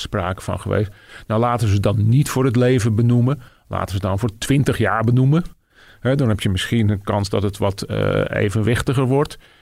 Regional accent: Netherlands; also born or lived in United States; ik als Nederlander

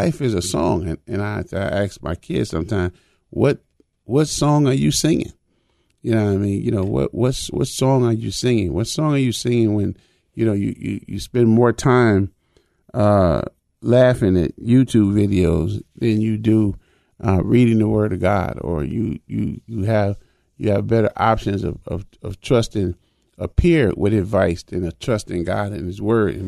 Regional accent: United States; I was born in America

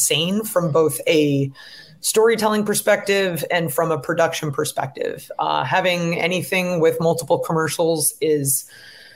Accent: Seattle, Washington, United States; I'm from Seattle. It's a very progressive place

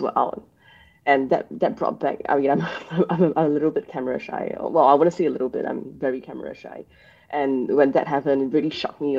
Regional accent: Singapore; that was how I grew up here in Singapore.

